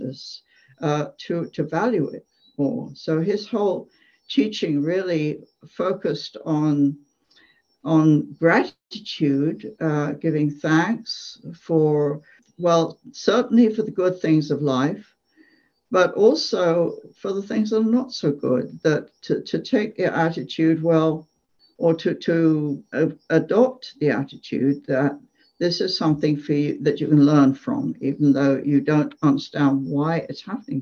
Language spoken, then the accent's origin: English; England, United Kingdom; moved away as an adult; I grew up in England, and as a child, I used to play on my grandparents' farm